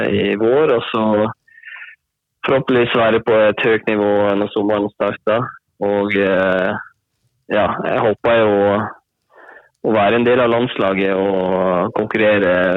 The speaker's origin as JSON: {"language": "Norwegian", "town": "Hornindal", "region": "Møre og Romsdal", "country": "Norway", "said": "jeg er fra håndballen, eller Hornindal som det heter. Som ligger i Volda kommune nå."}